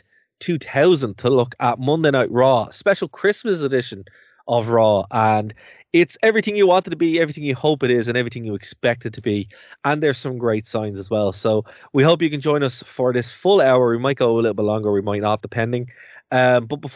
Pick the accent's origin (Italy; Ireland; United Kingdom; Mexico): Ireland; we're two Irish guys